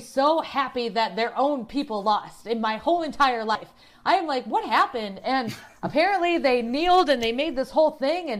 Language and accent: English; South Dakota, United States; I was born and raised in South Dakota.